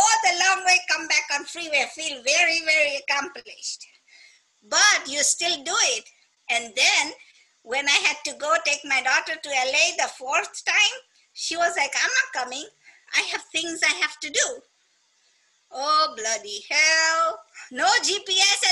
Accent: Kenya; moved away as an adult; also born or lived in California; now in United States; when I first came to America, I am a Kenyan

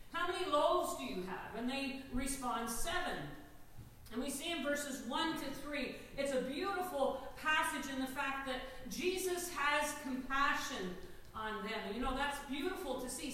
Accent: Newfoundland and Labrador, Canada; I'm a Newfoundlander.

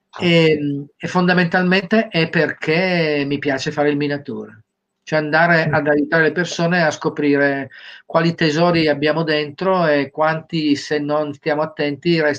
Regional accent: Cagliari, Sardinia, Italy; Io sono di Cagliari.

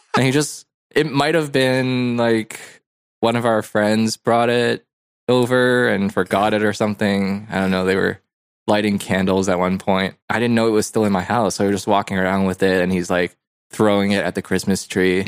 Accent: Hong Kong; moved away; I was born in Hong Kong

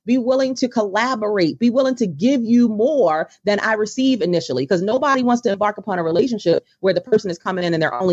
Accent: Baltimore, Maryland, United States; my hometown of Baltimore

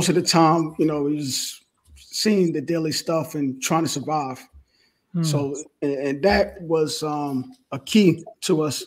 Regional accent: New York City, New York, United States; moved away as an adult; I was born and raised in Brooklyn, New York

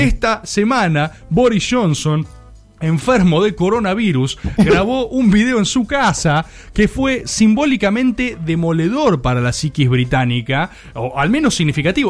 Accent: Argentina

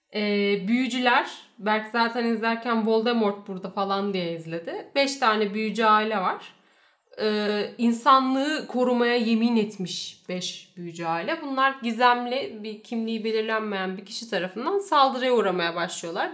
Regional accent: Turkey

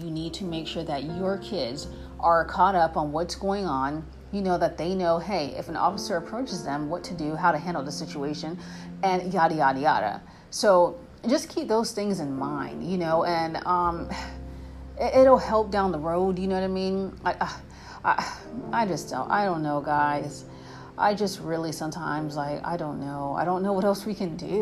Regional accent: United States; we, as American citizens

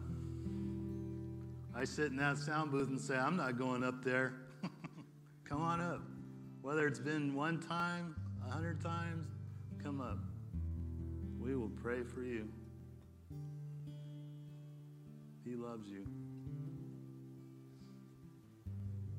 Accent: West Covina, California, United States; I'm a dude from West Covina

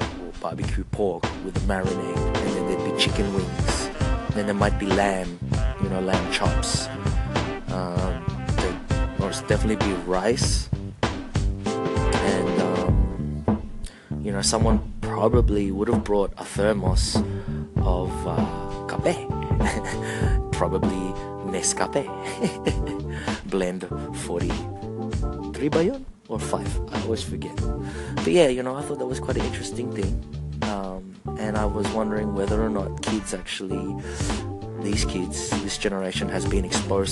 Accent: Australia; being Australian.

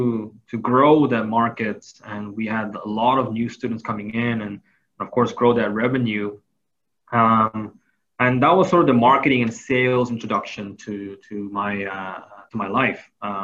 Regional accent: Thailand; I grew up in Thailand. So, you know, as much as I would like to say that I know of Korea and know of my home city, Seoul, I never got to experience it as an adult.

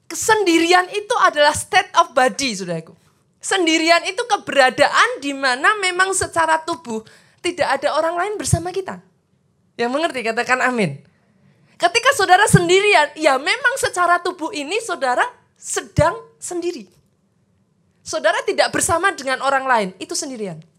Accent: Surakarta, Central Java, Indonesia; Saya juga dari luar kota, saya orang Solo, saudaraku.

